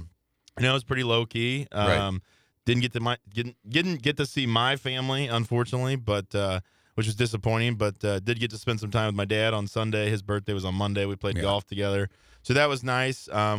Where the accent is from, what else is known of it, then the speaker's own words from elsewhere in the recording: Belleville, Illinois, United States; Started in Belleville, Illinois, my hometown.